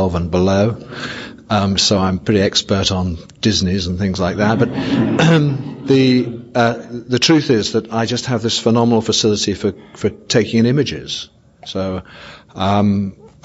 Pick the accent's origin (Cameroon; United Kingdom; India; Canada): United Kingdom; England; I'm a sexaholic from England.